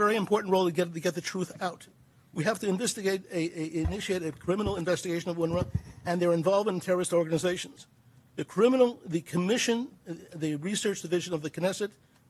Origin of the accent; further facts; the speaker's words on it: Philadelphia, Pennsylvania, United States; moved away as an adult; now in Israel; I grew up in the United States, in Philadelphia